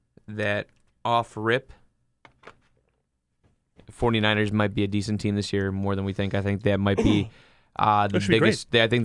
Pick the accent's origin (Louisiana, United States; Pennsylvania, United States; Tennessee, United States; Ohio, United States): Ohio, United States; Parma; We're from Parma